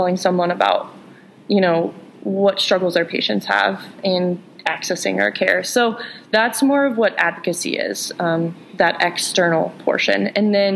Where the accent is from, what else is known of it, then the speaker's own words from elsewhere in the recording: Kansas, United States; I come from Kansas, where some family friends drive 100 miles to go see a physical therapist.